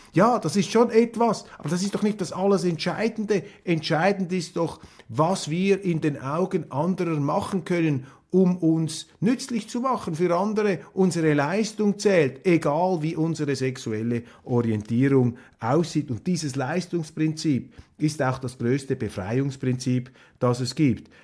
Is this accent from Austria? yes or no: no; Switzerland; als Schweizer